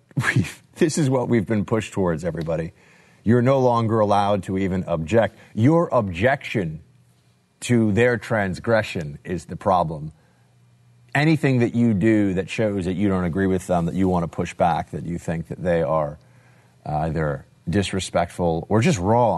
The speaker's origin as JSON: {"language": "English", "region": "New York", "country": "United States", "said": "but as a New Yorker, I can tell you there are plenty of places where you actually don't have"}